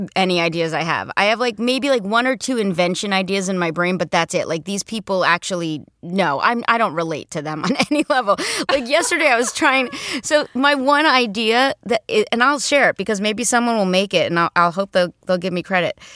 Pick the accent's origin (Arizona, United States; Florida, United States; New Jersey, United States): New Jersey, United States; moved away as an adult; also born or lived in New York; I grew up in Jersey, then I lived in New York and did, like, theater for a long time